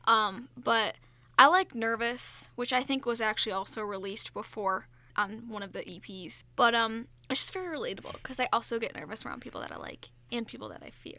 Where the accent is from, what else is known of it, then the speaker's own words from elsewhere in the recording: Long Island, New York, United States; accent: Long Island; my Long Island accent just came out